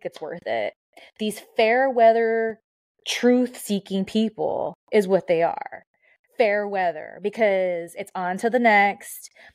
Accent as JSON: {"language": "English", "region": "Southern California", "country": "United States", "said": "I'm from SoCal"}